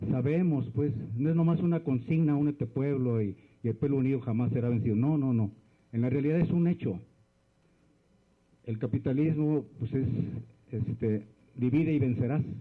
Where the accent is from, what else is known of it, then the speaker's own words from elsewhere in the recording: Jalisco, Mexico; A nosotros como venimos del sur de Jalisco, somos de la Unión Campesina Zapatista del Sur somos parte del Congreso Nacional Indígena